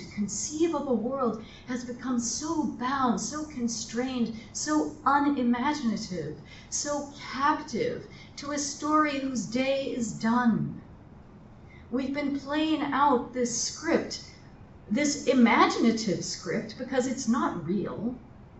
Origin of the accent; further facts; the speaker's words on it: Colorado, United States; moved away; I'm from Colorado